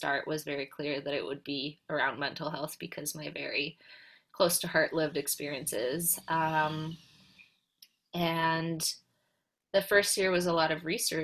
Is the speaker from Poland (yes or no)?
yes; Poland; I was born and raised in Poland